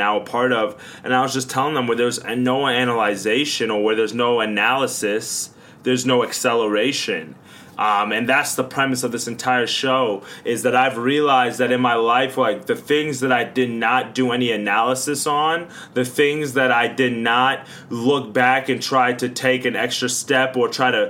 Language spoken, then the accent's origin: English; Long Island, New York, United States; growing up in Long Island, New York